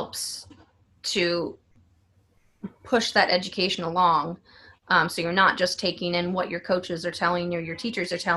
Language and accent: English; San Diego, California, United States; now in New York City, United States; I'm originally from San Diego